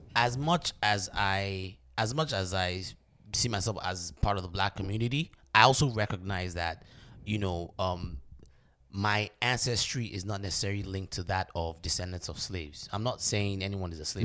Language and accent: English; Nigeria; now in United States; me as a Nigerian man